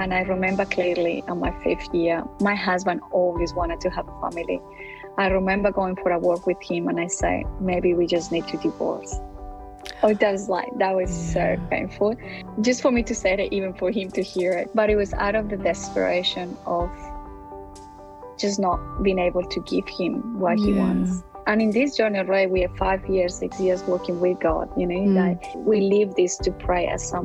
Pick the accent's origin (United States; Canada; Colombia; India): Colombia; now in Australia; I grew up in Colombia. That's my original background. And I came to Australia being a Catholic.